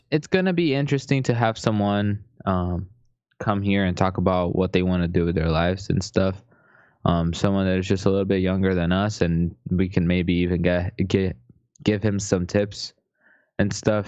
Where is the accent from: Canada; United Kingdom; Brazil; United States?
Brazil; I'm from Brazil